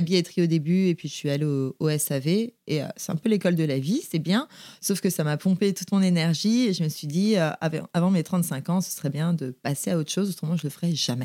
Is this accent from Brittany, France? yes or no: yes; Saint-Malo, Brittany, France; also born or lived in Vannes, Morbihan; j'ai grandi à Saint-Malo. Euh, je suis née à Vannes, dans le Morbihan.